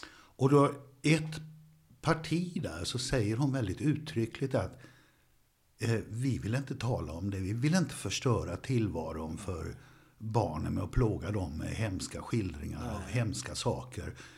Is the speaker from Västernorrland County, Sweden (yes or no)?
no; Borås, Västra Götaland, Sweden; jag föddes i Borås ja. 1947